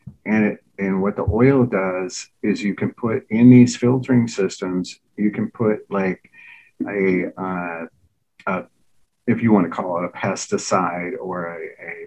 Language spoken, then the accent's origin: English; Baldwin, Wisconsin, United States; we were raised in Baldwin, Wisconsin, which is, outside of St. Paul, about 30 miles